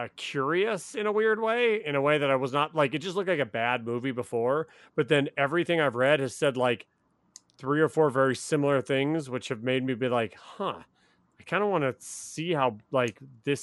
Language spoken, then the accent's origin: English; Las Vegas, Nevada, United States; I like Vegas. I liked growing up in Vegas.